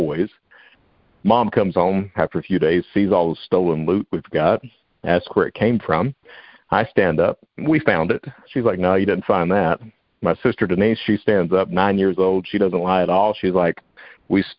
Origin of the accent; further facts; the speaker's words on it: Hazard, Kentucky, United States; also born or lived in Panama City, Florida; we moved from Panama City, Florida, back to Hazard, Kentucky. That's where I'm from